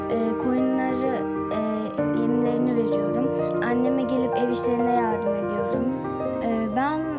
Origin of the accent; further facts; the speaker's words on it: Yerköy, Yozgat Province, Turkey; Yozgat'ın Yerköy ilçesinde doğdum. Küçük Nefes köyünde yaşıyorum.